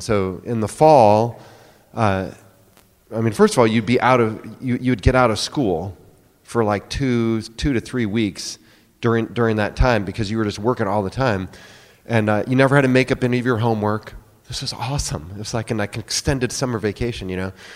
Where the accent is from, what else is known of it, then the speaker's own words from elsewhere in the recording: near Sioux City, Iowa, United States; now in Oklahoma City, United States; I grew up in Iowa, uh, up near Sioux City on the farm